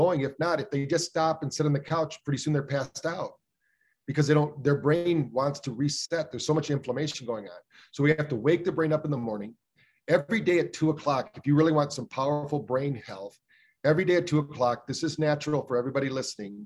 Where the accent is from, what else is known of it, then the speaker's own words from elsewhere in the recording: Battle Creek, Michigan, United States; We grew up in Battle Creek, Michigan, where the first health food store in America was